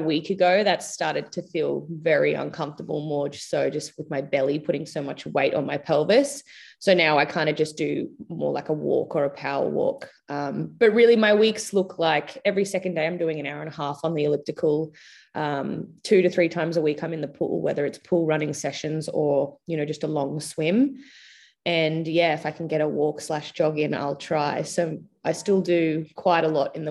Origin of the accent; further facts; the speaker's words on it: Logan, Queensland, Australia; moved away as an adult; also born or lived in Gold Coast / Brisbane; I was born on the Gold Coast and went to school in Brisbane. But like I said, I moved when I was 18, so I don't really know like Brisbane that well. I grew up more like Logan, Gold Coast Logan.